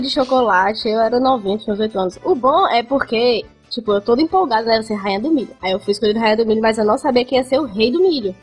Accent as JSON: {"language": "Portuguese", "town": "Fortaleza", "region": "Ceará", "country": "Brazil", "tie": "born or raised there", "also_born_or_lived": "Brasília", "said": "eu fui parida em Brasília, mas com dois anos eu vim aqui para Fortaleza"}